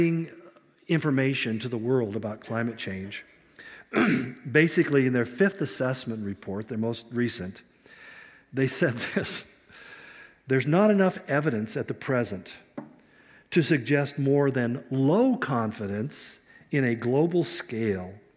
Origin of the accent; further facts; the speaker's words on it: California, United States; I grew up in California